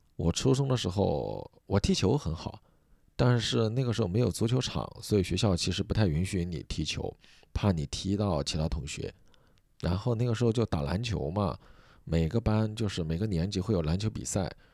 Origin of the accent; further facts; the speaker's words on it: Sichuan, China; accent: Sichuan; moved away; 我们四川老家从小就过农历